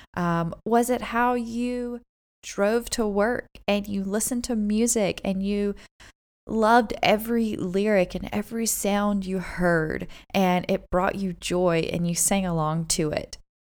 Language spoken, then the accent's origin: English; United States; moved away as an adult; also born or lived in South Korea / United Arab Emirates; now in Dubai, United Arab Emirates; we are originally from America